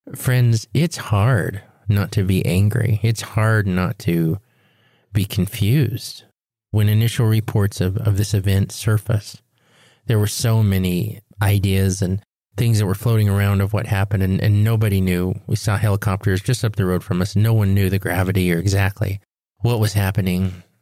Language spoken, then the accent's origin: English; Four Corners States, United States; had come home inland right here to our Four Corner States